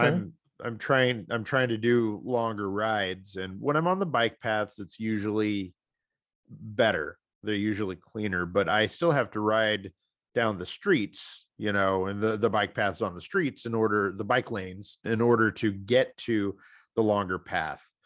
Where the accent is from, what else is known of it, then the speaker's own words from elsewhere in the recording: Missouri, United States; my home state of Missouri